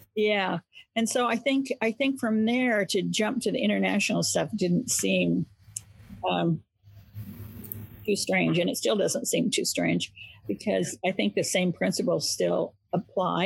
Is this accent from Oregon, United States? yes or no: yes; Medford, Oregon, United States; I grew up in Southern Oregon on the Oregon California border, a town called Medford